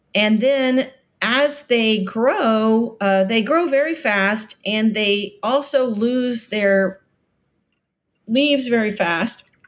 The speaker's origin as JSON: {"language": "English", "region": "Florida Keys", "country": "United States", "tie": "born or raised there", "moved": "yes", "said": "I am from the Florida Keys. My father was a very famous, uh, shark biologist, and so we grew up in, uh, paradise"}